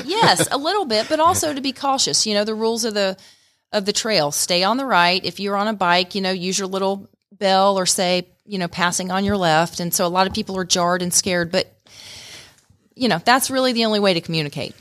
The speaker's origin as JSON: {"language": "English", "town": "Stone Mountain", "region": "Georgia", "country": "United States", "tie": "born or raised there", "also_born_or_lived": "Atlanta, United States", "moved": "as an adult", "lives_now": "Rome, United States", "said": "I grew up in Stone Mountain and actually came up here, um, in the early nineties to go to Shorter College"}